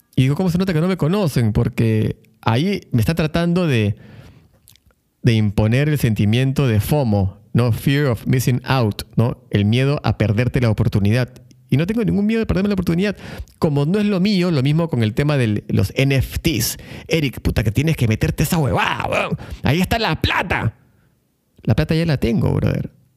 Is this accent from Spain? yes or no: no; Lima, Peru; moved away as an adult; now in Buenos Aires, Argentina; yo vengo de Lima, Perú, y Perú es un país, al igual que México, Ecuador, Colombia, muy apegado a la religión